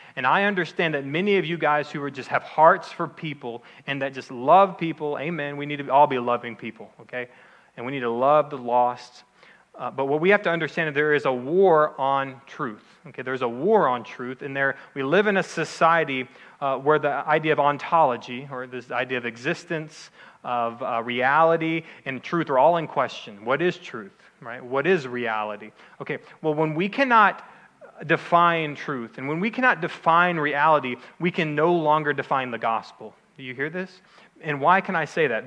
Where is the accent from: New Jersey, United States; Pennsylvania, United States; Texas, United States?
Texas, United States; outside of Dallas; I'm from Texas, okay? I grew up outside of Dallas